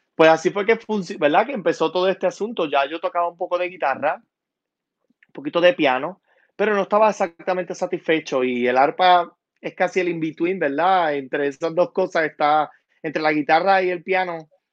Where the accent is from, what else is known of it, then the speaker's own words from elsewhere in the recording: San Sebastián, Puerto Rico; also born or lived in Utuado; soy puertorriqueño, soy original de San Sebastián